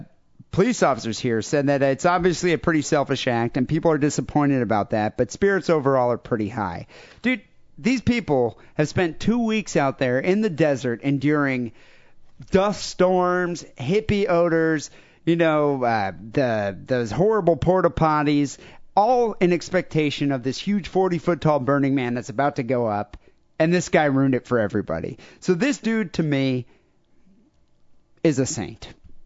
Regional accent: Pontypridd, Wales, United Kingdom; Well, I'm from Pontypridd, which I guess is pronounced Pontypridd, the birthplace of ….

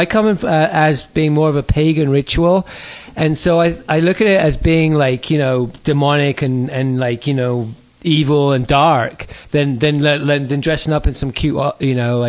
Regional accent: United Kingdom; born or raised there

